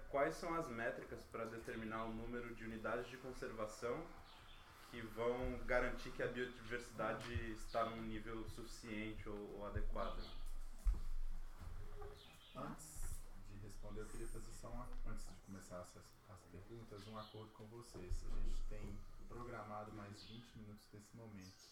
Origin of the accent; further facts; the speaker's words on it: Amazon, Brazil; também sou da equipe de jornada, sou da Amazônia